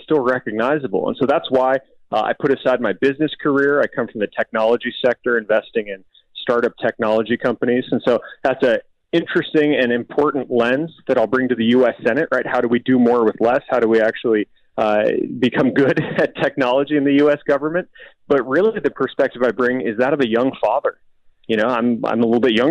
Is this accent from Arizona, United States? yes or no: yes; Tucson, Arizona, United States; my hometown of Tucson